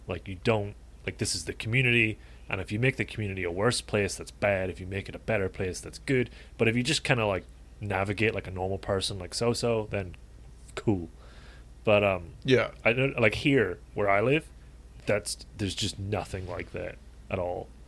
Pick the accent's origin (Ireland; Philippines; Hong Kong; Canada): Ireland; Dublin; moved away; back home in Ireland, and particularly in Dublin